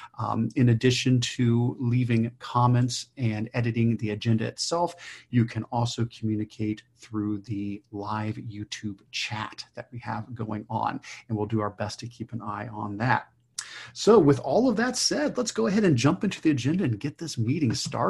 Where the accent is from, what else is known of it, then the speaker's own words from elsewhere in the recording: Ohio, United States; Stephanie and I are both from Ohio